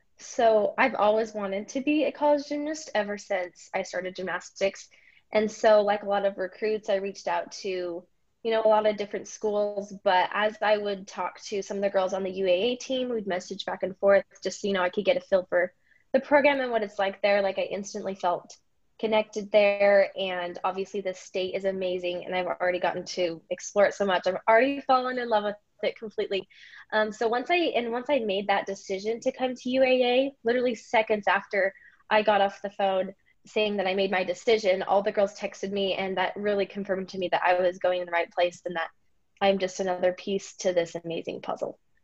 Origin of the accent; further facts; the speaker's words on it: Idaho, United States; moved away as an adult; now in Alaska, United States; I'm from Idaho.